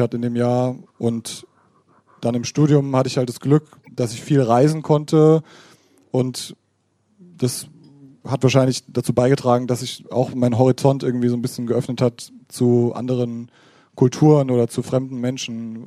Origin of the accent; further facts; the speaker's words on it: Hammersbach, Hesse, Germany; ich bin aus Hammersbach gebürtig und da waren auch Hammersbacher an der Schule